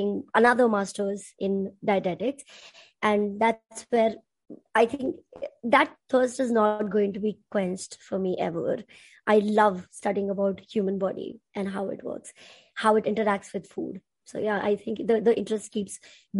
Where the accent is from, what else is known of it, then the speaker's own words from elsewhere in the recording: Punjab, India; I'm from India and I am a Punjabi.